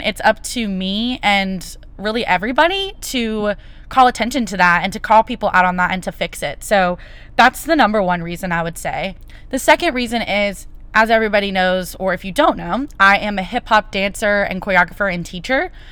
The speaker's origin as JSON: {"language": "English", "country": "United States", "said": "as an American citizen"}